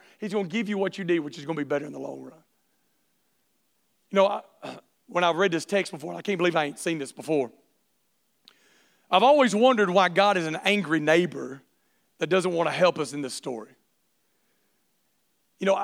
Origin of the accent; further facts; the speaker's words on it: Alabama, United States; accent: redneck; also born or lived in Louisiana; I was born in Louisiana, but was raised in Alabama, okay? I have people tell me I sound like a Cajun all the time, but I was like, no, it's just redneck